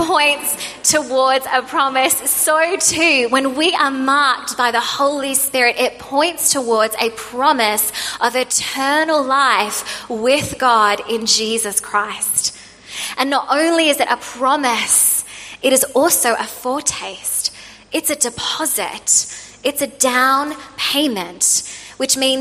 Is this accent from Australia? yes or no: yes; Australia; moved away; I'm an Australian